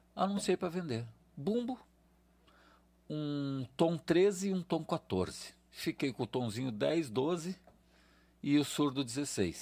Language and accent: Portuguese; Porto Alegre, Rio Grande do Sul, Brazil; eu sou de Porto Alegre